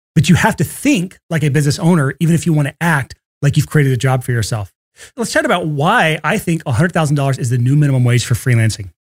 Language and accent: English; Athens, Alabama, United States; moved away; I grew up in Athens, Alabama